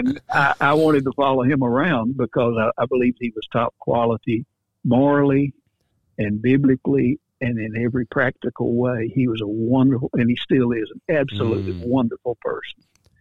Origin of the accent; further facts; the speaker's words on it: Paris, Tennessee, United States; where I grew up in Paris, Tennessee.